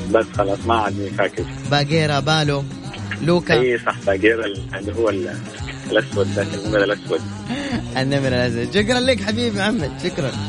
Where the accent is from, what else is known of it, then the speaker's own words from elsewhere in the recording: Yemen; now in Jeddah, Saudi Arabia; انا من اليمن